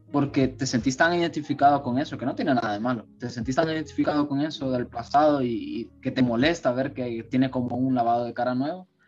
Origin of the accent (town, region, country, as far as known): Honduras